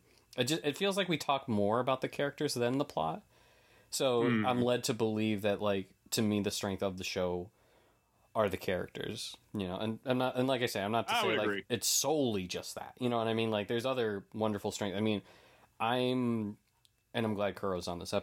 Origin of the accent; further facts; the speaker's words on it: New England, United States; I'm from New England